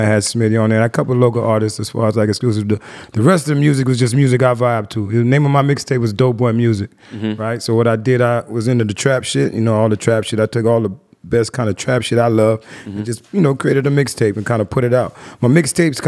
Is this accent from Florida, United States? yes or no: yes; Miami, Florida, United States; also born or lived in Queens, New York; I was born in Queens. I moved to Miami, though, when I was maybe 5